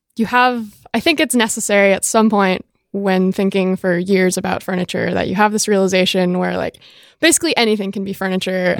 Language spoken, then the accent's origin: English; Jamestown, Rhode Island, United States; i was born and raised in rhode island jamestown rhode island one mile by nine mile island in the center of narragansett bay